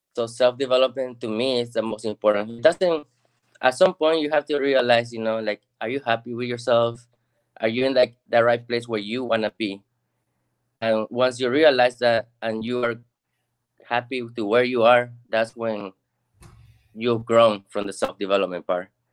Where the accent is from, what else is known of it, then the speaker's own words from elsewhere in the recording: Lima, Peru; now in Texas, United States; I'm originally from Lima, Peru.